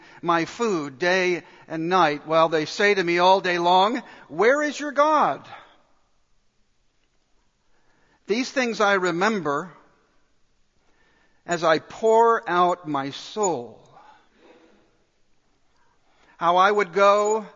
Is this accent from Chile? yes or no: no; Dallas, Texas, United States; I grew up in Dallas